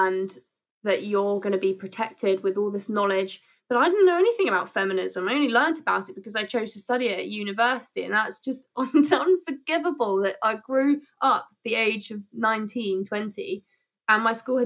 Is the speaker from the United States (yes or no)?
no; United Kingdom; we're very British.